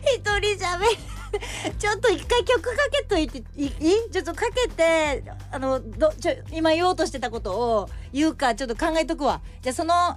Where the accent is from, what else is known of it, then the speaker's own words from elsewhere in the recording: Shimane, Japan; moved away; 地元の出雲大社